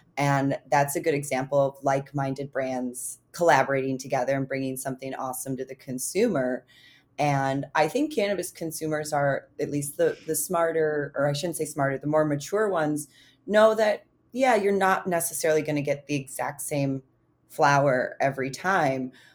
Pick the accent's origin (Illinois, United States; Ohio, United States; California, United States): Illinois, United States; moved away; Illinois is one of those states, my home state